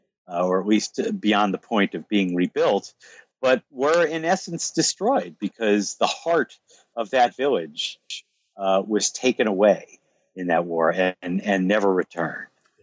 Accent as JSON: {"language": "English", "country": "United States", "said": "I was treated exceedingly well everywhere I went in France for no other reason than because I'm American"}